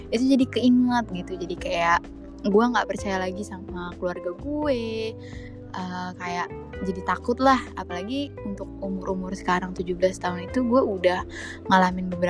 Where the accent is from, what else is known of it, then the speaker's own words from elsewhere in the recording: Java, Indonesia; gue ini orang Jawa by the way tapi gue cuma tahu uh, bahasanya itu west doang gitu